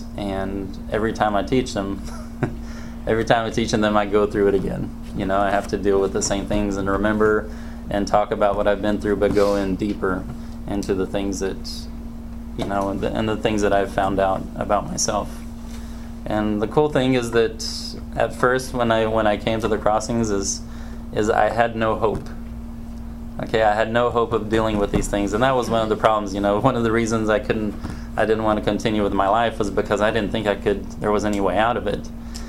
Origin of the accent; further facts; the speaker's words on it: Brazil; born there; And I was born in Brazil. I'm a missionary's kid